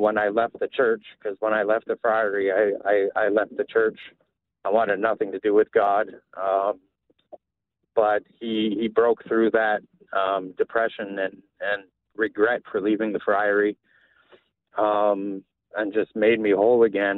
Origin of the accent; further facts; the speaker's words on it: Canada; moved away as an adult; also born or lived in New York; now in Houston, United States; I'm originally from Canada